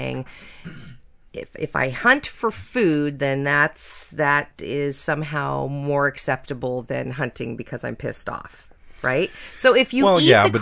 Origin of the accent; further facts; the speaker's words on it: Napa Valley, California, United States; I grew up in the Napa Valley in California